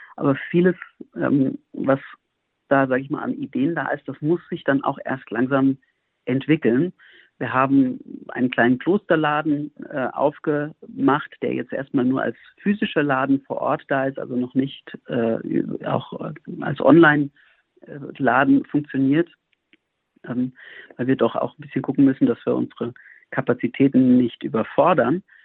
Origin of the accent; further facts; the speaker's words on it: near Frankfurt am Main, Hesse, Germany; moved away as an adult; also born or lived in Bamberg / Montpellier / Berlin; now in Heiligenkreuz, Austria; Ich bin selber Deutscher, komme aus der Nähe von Frankfurt am Main ursprünglich